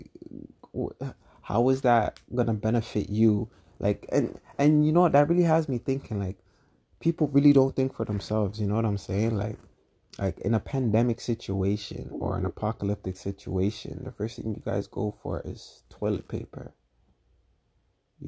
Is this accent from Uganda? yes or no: no; Canada; I'm from Canada